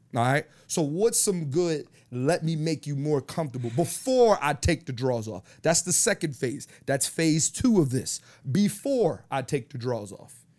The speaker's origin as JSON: {"language": "English", "town": "Philadelphia", "region": "Pennsylvania", "country": "United States", "tie": "born or raised there", "said": "growing up in Philly"}